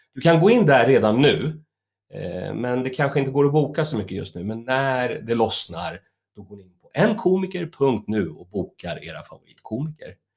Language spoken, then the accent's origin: Swedish; Stockholm, Stockholm County, Sweden; moved away as an adult; now in Roslagen, Sweden; jag är ju stockholmare